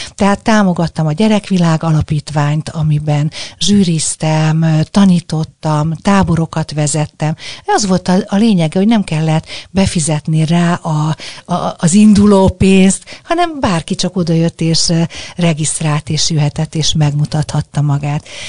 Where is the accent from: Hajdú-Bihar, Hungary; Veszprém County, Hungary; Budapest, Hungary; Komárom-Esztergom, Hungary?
Budapest, Hungary; én ugye a hetedik kerületben nőttem föl